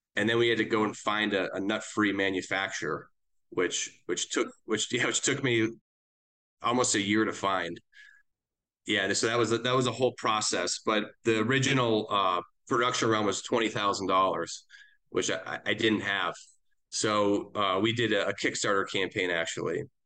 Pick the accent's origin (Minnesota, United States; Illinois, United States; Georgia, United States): Minnesota, United States; Eden Prairie; moved away as an adult; also born or lived in Chicago / Wisconsin / Indiana; now in Denver, United States; I grew up in Minneapolis, uh, originally, a suburb called Eden Prairie